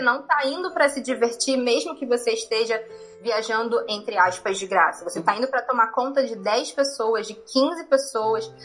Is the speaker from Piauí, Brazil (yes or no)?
no; Rio de Janeiro, Brazil; moved away as an adult; eu sou carioca, morei no Rio de Janeiro a minha vida toda também